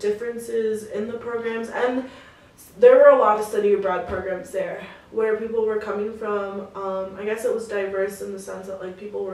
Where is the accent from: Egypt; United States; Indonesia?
United States; Brussels, Wisconsin; moved away; also born or lived in Milwaukee, Wisconsin; my hometown, like, Brussels, like, we were probably, like, one of three Mexican families in the entire county when I was growing up